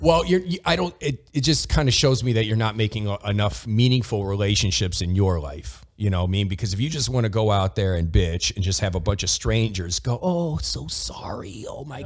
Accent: Toledo, Ohio, United States; my hometown was Toledo Ohio

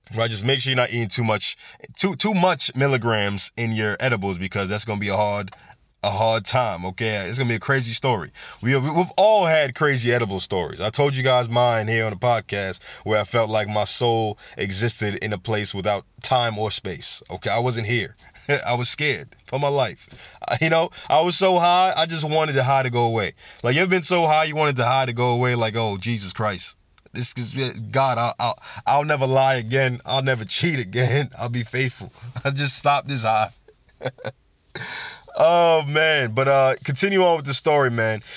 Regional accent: New York City, New York, United States; New York City, my hometown, for making me proud to be a New Yorker

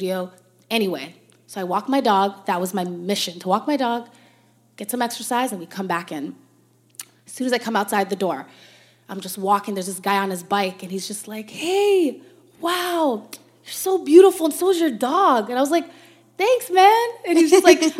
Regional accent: Toronto, Ontario, Canada; growing up in Toronto

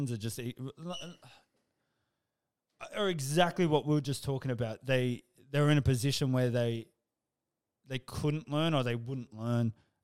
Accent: Australia; I'm proud of being Australian

